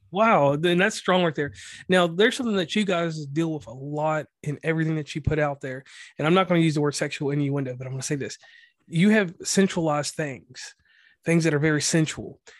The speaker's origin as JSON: {"language": "English", "region": "Mid-Atlantic", "country": "United States", "accent": "West Virginia", "said": "I'm from the Mid-Atlantic. So, Virginia, Pennsylvania, Kentucky, M, Virginia, wherever, all that area, North Carolina also"}